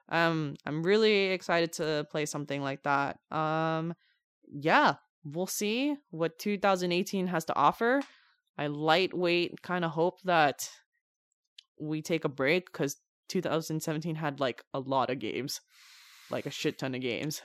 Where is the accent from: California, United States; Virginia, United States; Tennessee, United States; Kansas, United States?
California, United States; San Francisco Bay Area; we're from California, we're from the San Francisco Bay Area